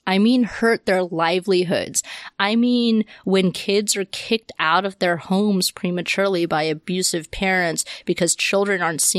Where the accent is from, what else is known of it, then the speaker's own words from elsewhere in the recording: the South, United States; I saw this so much growing up in the South.